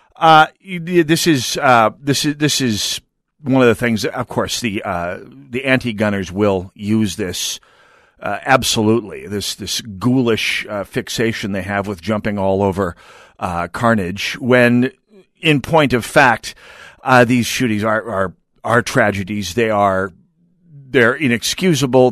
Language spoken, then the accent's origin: English; rural North Dakota, United States; moved away; early 80s when I was growing up in rural North Dakota